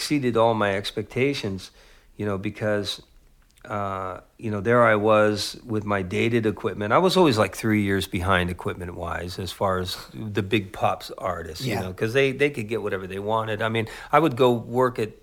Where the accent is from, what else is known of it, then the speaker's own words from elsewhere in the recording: San Jose, California, United States; I grew up in East San Jose